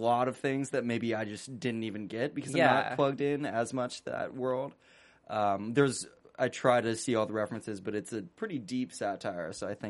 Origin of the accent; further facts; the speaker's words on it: Bay Area, California, United States; moved away; I'm originally from the Bay Area